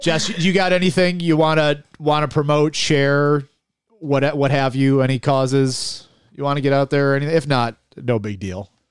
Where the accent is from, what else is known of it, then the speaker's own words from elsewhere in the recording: Buffalo, New York, United States; I grew up in South Buffalo